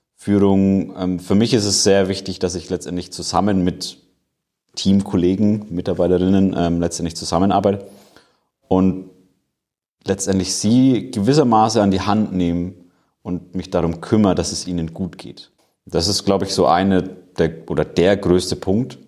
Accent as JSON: {"language": "German", "town": "Nuremberg", "region": "Bavaria", "country": "Germany", "said": "Ich komme eigentlich aus Nürnberg, aber bin hier im schönen Standort in Erlangen"}